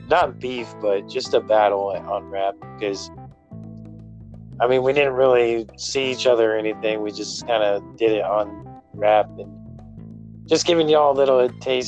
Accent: Bay Area, California, United States; I'm from the Bay Area, California

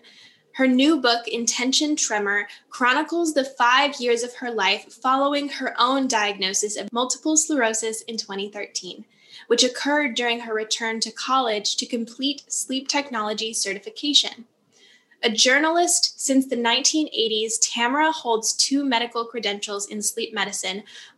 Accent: Upper Peninsula of Michigan, United States; now in Lake Geneva, United States; I grew up in the Upper Peninsula of Michigan. So I grew up in the woods

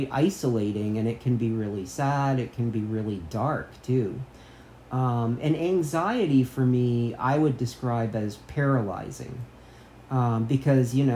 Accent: United States; I grew up on the Canadian border. We used to drink in Canada

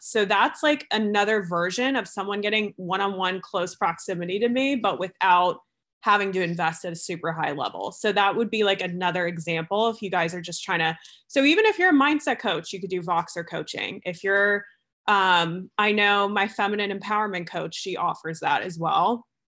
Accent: New Jersey, United States; moved away; also born or lived in New York; I'm originally from Jersey. This is where I'm visiting right now. Um, and I grew up on the East Coast

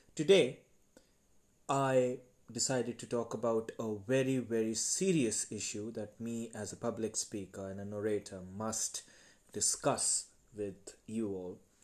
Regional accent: India; I am from India

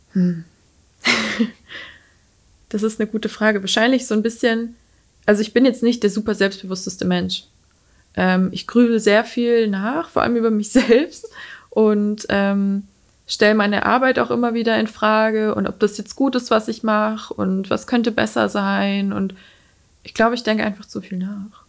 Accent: near Schweinfurt, Bavaria, Germany; also born or lived in Mainz / Würzburg; ich komme aus der Nähe von Schweinfurt

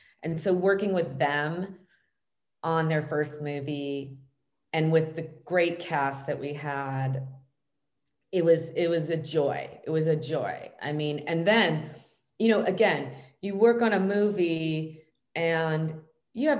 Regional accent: Los Angeles, California, United States; I grew up here in Los Angeles

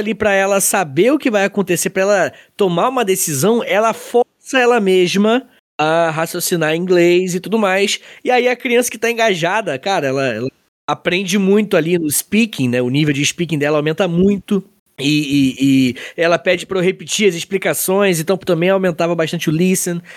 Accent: Angra dos Reis, Rio de Janeiro, Brazil; now in Itaguaí, Brazil; eu sou de Angra

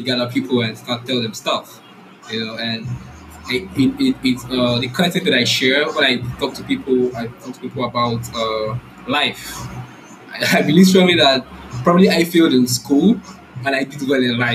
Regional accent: Rivers State, Nigeria; I'm from Nigeria. The south part of Nigeria, Rivers State

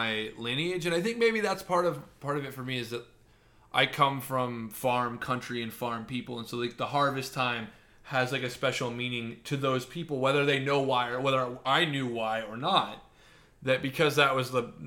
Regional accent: Lincoln, Nebraska, United States; now in California, United States; I grew up in Lincoln

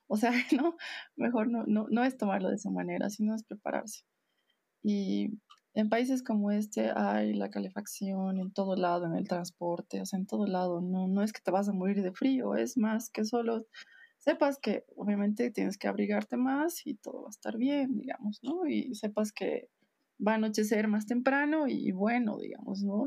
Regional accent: Bolivia; moved away as an adult; era lo que siempre te recordaba de dónde eres

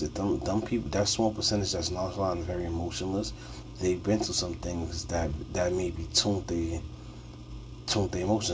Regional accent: New York City, New York, United States; I'm from New York City. Bronx born and raised

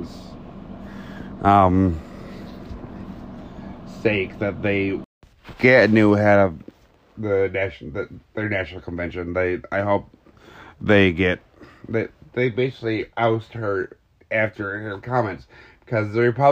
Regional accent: Detroit, Michigan, United States; I'm from the Detroit area

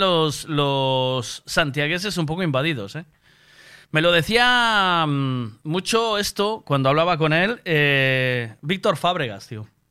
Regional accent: Galicia, Spain; yo soy muy gallego

